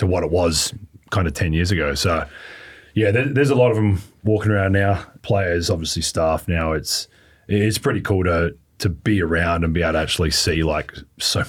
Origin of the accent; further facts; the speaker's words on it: Adelaide, South Australia, Australia; moved away; also born or lived in Melbourne; I was from Adelaide